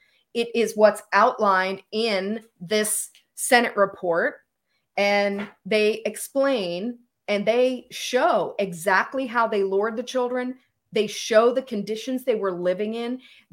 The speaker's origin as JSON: {"language": "English", "country": "United States", "said": "speaking in my personal capacity as a American who sees what's happening"}